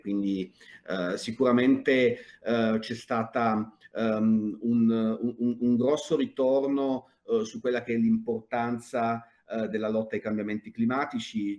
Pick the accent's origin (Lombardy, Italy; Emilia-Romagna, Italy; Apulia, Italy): Apulia, Italy; moved away as an adult; anch'io come Margherita sono, sono pugliese, anche se eh, ahimè non vivo più in Puglia da oltre vent'anni